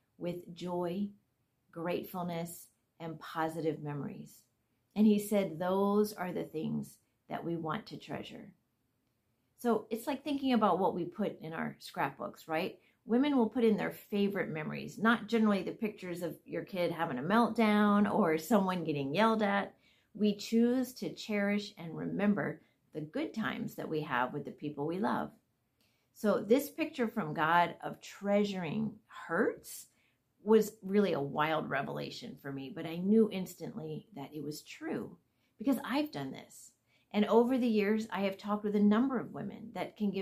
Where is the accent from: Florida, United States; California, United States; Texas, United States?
Florida, United States; I'm from Florida